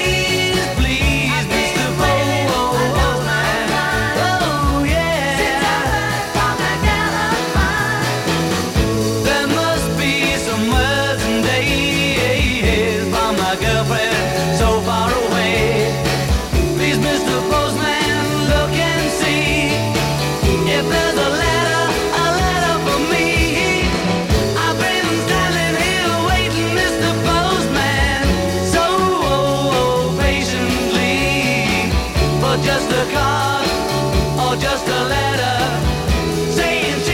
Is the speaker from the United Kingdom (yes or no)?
yes; Ramsgate, South East England, United Kingdom; in my hometown of Ramsgate back in 1964